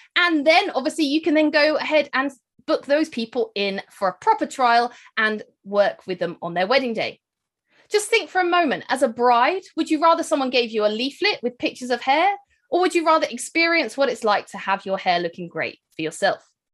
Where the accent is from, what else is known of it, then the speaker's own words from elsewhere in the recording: United Kingdom; accent: British; I'm, uh, based here in the U K, as you can probably hear from my accent